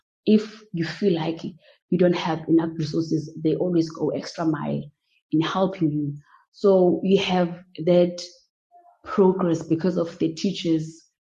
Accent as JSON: {"language": "English", "town": "Grahamstown", "region": "Eastern Cape", "country": "South Africa", "said": "So I was privileged enough that I was from Grahamstown and I was from Ntsika."}